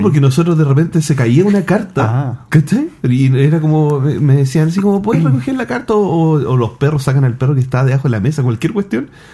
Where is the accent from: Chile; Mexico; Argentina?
Chile; yo soy de Wynn, un pueblo que queda eh, a 45 minutos de Santiago